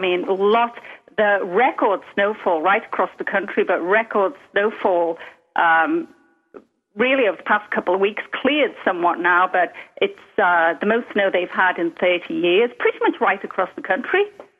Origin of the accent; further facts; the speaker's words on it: Liverpool, North West England, United Kingdom; I'm from Liverpool, England, but because it's so far north, it's a completely different accent than yours.